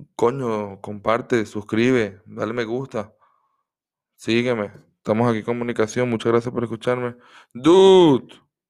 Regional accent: Venezuela; soy de Venezuela

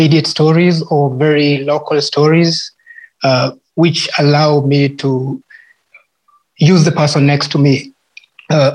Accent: Kenya; as a Kenyan artist

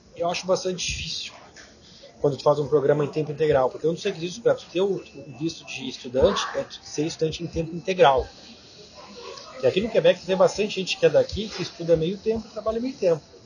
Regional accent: Brazil; moved away as an adult; eu tinha estudado francês no Brasil

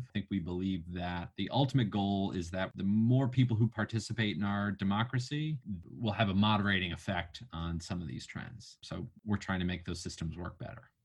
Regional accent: New Mexico, United States; moved away; also born or lived in Washington D.C.; my home state of New Mexico

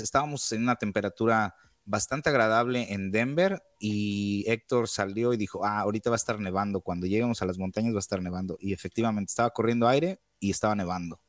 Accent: Mexico; now in United States; como buen mexicano

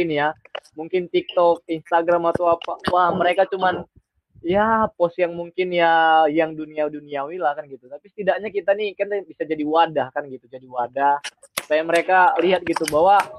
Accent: Medan, North Sumatra, Indonesia; also born or lived in Mojokerto; Saya asli Medan

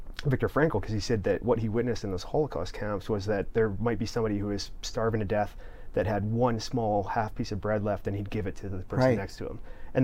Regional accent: Canada; my best friend was German. Here I was as a Canadian.

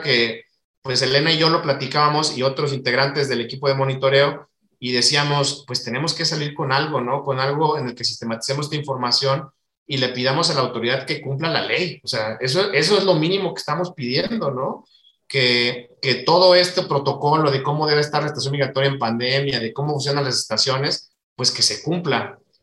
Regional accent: Mexico; como mexicano me duele ver las condiciones que están

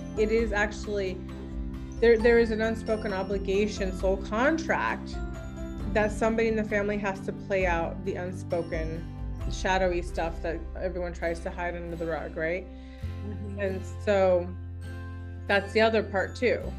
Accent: Ashland, Oregon, United States; I'm from Ashland

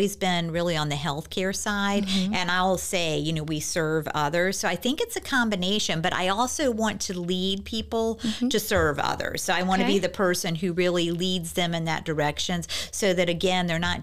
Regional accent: Virginia Beach, Virginia, United States; I grew up here in Virginia Beach

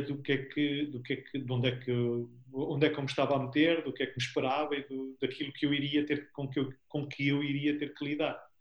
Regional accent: Albergaria-a-Velha, Aveiro District, Portugal; also born or lived in Porto; viemos ambos para, para a Albergaria, de onde eu sou nasci cá

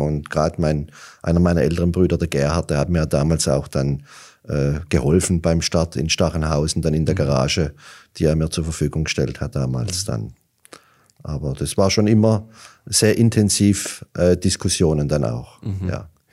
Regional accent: Hollerbach, Baden-Württemberg, Germany; Hollerbach war mhm. und ist schon immer ein Fußballdorf

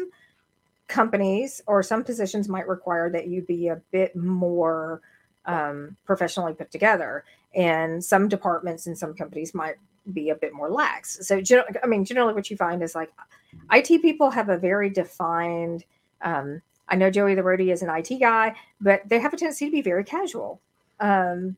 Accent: the South, United States; I'm from the South.

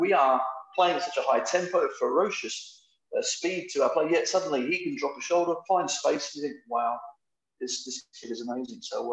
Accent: Australia; moved away; also born or lived in England; I come from Australia

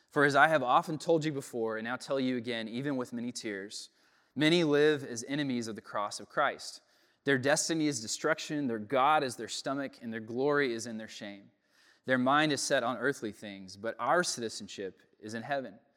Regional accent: United States; Growing up in America, in, in the West, as a product of the Enlightenment

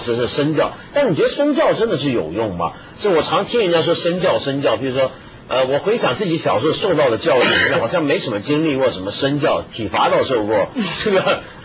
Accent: Guangdong, China; 你们都不知道这个，我们广东。

